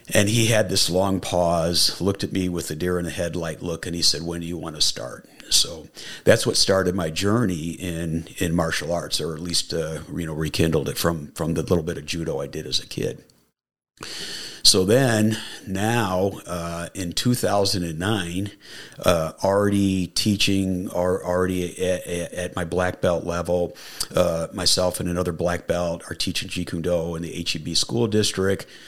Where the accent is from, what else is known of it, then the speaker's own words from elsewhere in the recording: Niagara Falls, New York, United States; moved away; I grew up in upstate New York